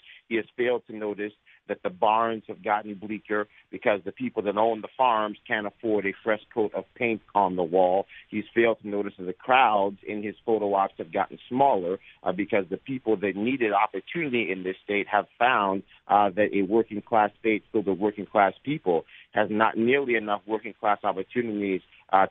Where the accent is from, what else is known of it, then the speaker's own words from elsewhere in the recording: Yonkers, New York, United States; born and raised in New York. I'm a Yonkers, New York native son, just outside of New York City.